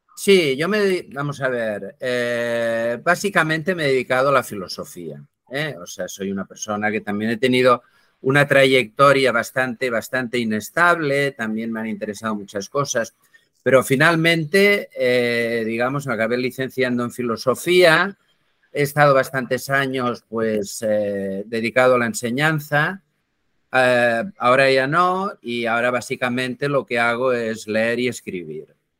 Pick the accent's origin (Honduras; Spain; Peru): Spain; Barcelona, Catalonia; Yo soy de Barcelona. Eh, bueno, ya soy algo viejo, nací el año 1954, sigo en Barcelona.